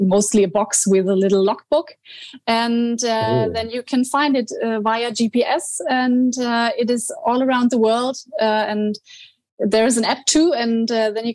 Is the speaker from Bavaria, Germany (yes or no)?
yes; Bavaria, Germany; English is a second language; moved away; I was born in Bavaria, and so I was always close to the mountains